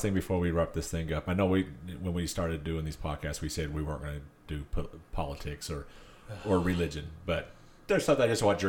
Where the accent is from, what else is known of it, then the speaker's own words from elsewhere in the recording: Utah, United States; also born or lived in Nevada; Well, see, I grew up both here in Utah and in Nevada.